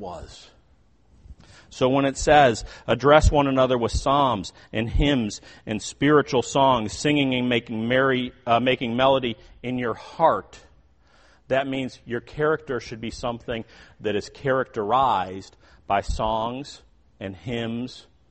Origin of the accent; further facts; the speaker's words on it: Chicago, Illinois, United States; moved away; where I grew up in the Chicago area, there were a lot of toll roads